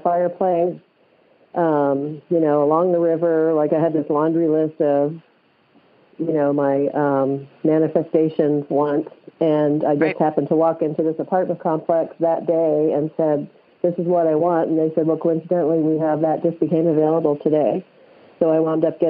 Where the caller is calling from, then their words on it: Boise, Idaho, United States; I'm calling from Boise, Idaho